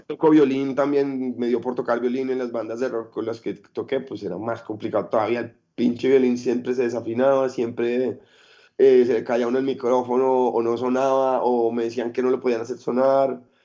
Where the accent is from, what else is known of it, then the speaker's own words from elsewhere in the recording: Colombia; moved away as an adult; also born or lived in Europe; cuando ya me fui de Colombia y empecé a trabajar como carga y descarga y como todo lo que pudiera en, eventos en Europa